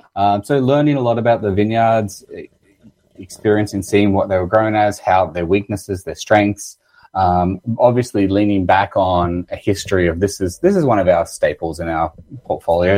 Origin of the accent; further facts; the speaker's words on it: Australia; accent: Australian; moved away as an adult; now in Canada; I'm originally from Australia. You might tell that from my accent.